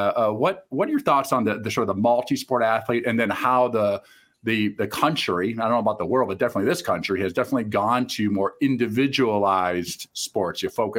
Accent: Maquoketa, Iowa, United States; I grew up in Eastern Iowa. I grew up in a small town in Maquoket, Iowa.

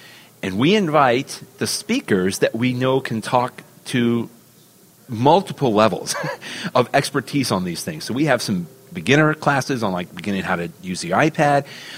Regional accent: Cleveland, Ohio, United States; I'm actually from Cleveland, Ohio now, because I have to clarify that, of course, my Cleveland friends would not be happy with that.

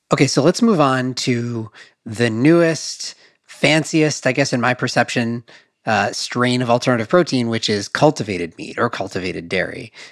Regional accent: Madison, Wisconsin, United States; I grew up in Wisconsin, Madison, Wisconsin

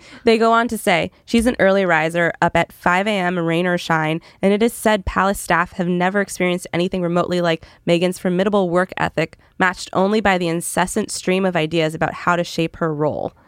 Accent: Canada; moved away; I'm from Canada originally, so I'm not as big on American Thanksgiving.

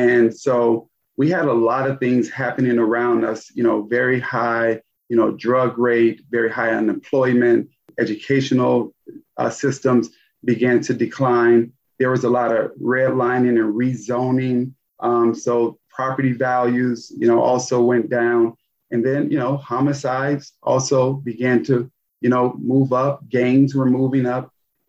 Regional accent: Gary, Indiana, United States; Yeah, I mean, Gary was a tale of two cities. I mean, I absolutely loved my childhood.

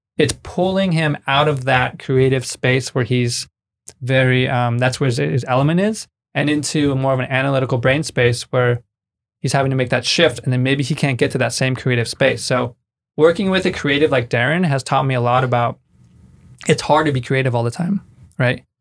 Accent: Bay Area, California, United States; moved away as an adult; now in Mexico; I'm from the Bay Area. I moved to Mexico six years ago

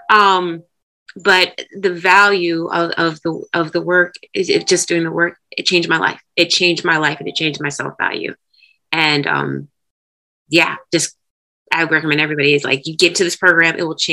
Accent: Ohio, United States; moved away; I'm originally from Ohio

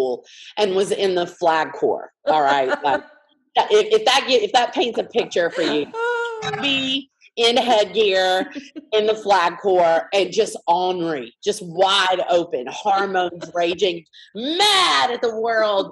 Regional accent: Montgomery, Alabama, United States; I grew up in Montgomery, Alabama

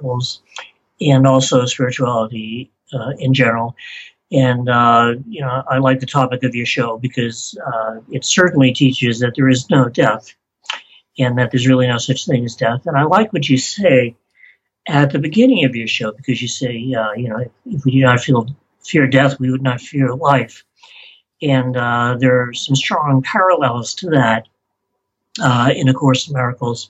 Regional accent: Beverly, Massachusetts, United States; born or raised there; moved away; also born or lived in Salem, Massachusetts

